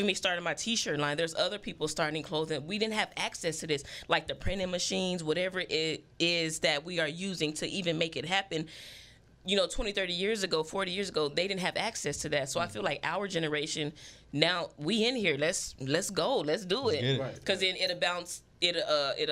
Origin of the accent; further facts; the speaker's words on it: Phoenix, Arizona, United States; growing up in South Phoenix